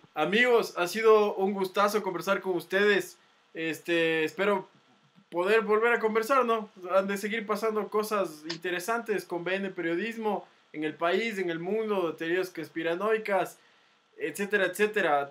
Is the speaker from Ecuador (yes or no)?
yes; Ecuador; como ecuatorianos